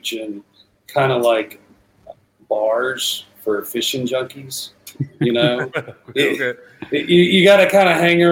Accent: Texas, United States; As a Texan, and I don't know, I'm sixth or seventh generation now

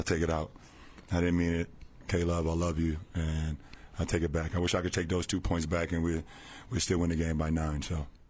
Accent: Akron, Ohio, United States; my hometown of Akron

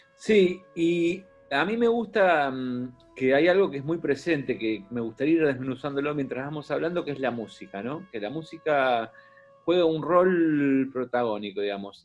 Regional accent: Buenos Aires, Argentina; yo soy de Capital

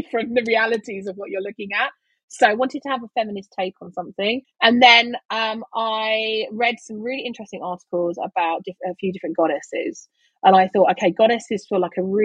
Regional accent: London, United Kingdom; I'm from East London

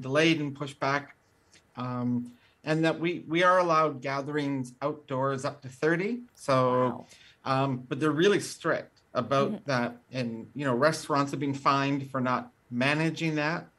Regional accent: Canada; now in London, United Kingdom; I'm from Canada and I'm in London

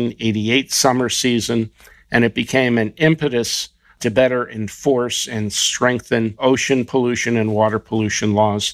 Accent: New Jersey, United States; We're going to do a special Jersey edition in honor of my home state

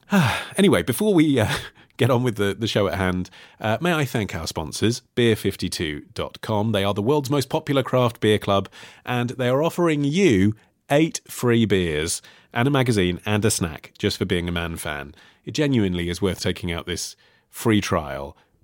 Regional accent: Toronto, Ontario, Canada; also born or lived in India / Spain; living in India, Spain, and now back in my hometown, Toronto.

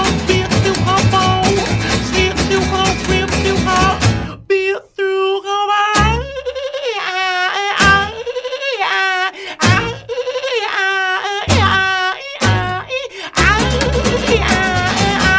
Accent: Puerto Rico; moved away as an adult; now in United States; I'm from Puerto Rico

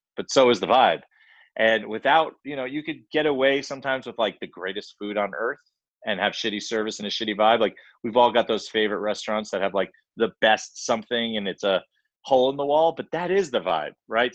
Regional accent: Long Island, New York, United States; grew up in Long Island

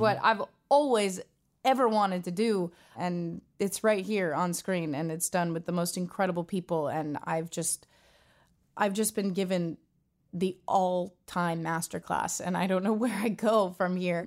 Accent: Los Angeles, California, United States; I was born and raised in Los Angeles, California. I was born in Tarzana, to be exact, and I've grown up here my whole life.

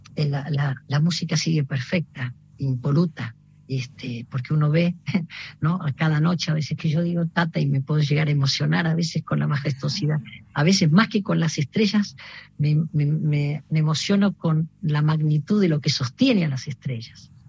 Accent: Buenos Aires, Argentina; also born or lived in Mercedes, Buenos Aires Province; yo nací en Mercedes, provincia de Buenos Aires, y, mm, pero, mm, vivía en Flores y, y los fines de semana y los veranos los pasaba en, en, en, en, en mi pueblo

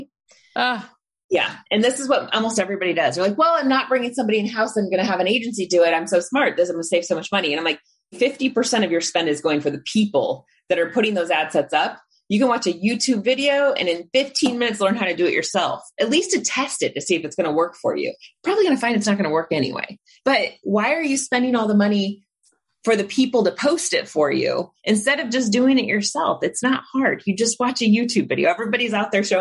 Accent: Indiana, United States; now in San Francisco, United States; I grew up in Indiana where we had burlap sacks on the farm

